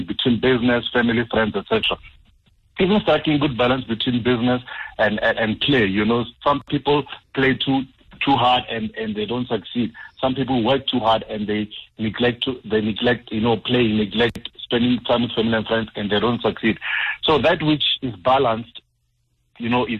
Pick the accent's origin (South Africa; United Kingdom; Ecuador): South Africa; Limpopo; moved away; I actually went to visit the folks, so it was extra hot because I'm from Limpopo